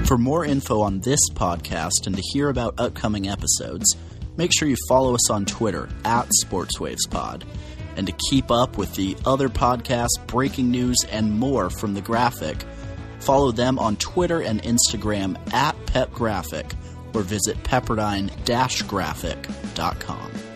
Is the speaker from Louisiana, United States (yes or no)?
no; Washington, United States; I'm from Washington State, as you know. I'm on the other side of the mountains of Spokane.